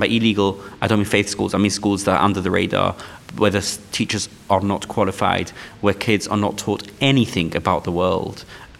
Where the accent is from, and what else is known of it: London, United Kingdom; born or raised there; English is a second language